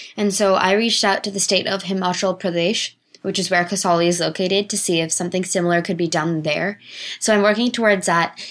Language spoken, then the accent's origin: English; Los Altos Hills, California, United States; also born or lived in Bangalore, India; I grew up in Los Altos Hills, California